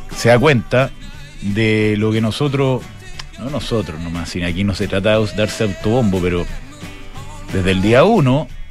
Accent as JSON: {"language": "Spanish", "country": "Chile", "said": "somos gente esforzada"}